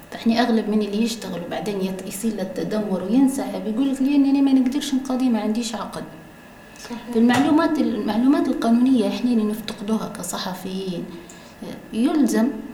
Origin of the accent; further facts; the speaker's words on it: Libya; accent: Libyan; بلهجتنا الليبية